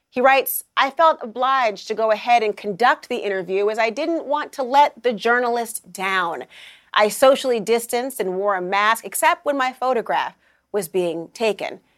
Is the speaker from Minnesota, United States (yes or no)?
yes; Minnesota, United States; I'm from Minnesota